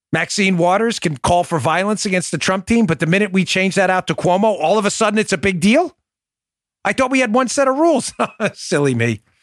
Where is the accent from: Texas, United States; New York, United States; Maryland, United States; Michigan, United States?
New York, United States; New York City; growing up in Glendale, Queens